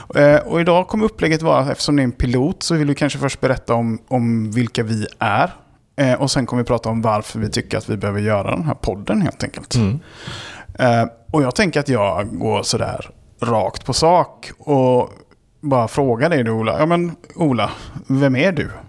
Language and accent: Swedish; Gothenburg, Västra Götaland, Sweden; accent: göteborgska; moved away as an adult; also born or lived in Karlshamn, Blekinge; now in Stockholm, Sweden; alla mina formativa år har varit i Göteborg